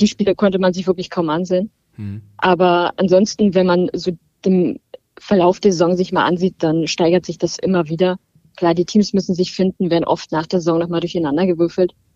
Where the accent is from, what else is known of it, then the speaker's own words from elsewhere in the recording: Berlin, Germany; Ich bin aus Berlin